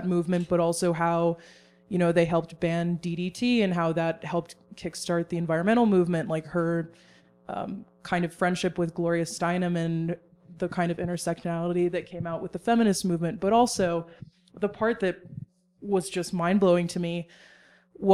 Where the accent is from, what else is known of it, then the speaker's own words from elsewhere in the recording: Texas, United States; And I grew up in Texas